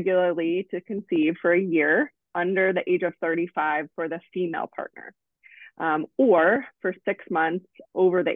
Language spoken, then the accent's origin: English; Cincinnati, Ohio, United States; moved away as an adult; also born or lived in Columbus, Ohio; now in Nashville, United States; I grew up in Cincinnati, and I went to the Ohio State University for undergrad